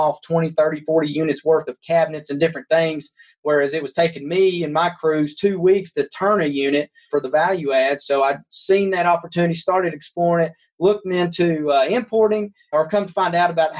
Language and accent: English; Kentucky, United States; now in Knoxville, United States; I was raised in Kentucky on a 300-acre farm